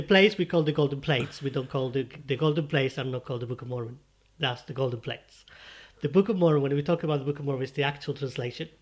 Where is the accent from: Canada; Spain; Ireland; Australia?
Spain; English is a second language; moved away; I'm from Spain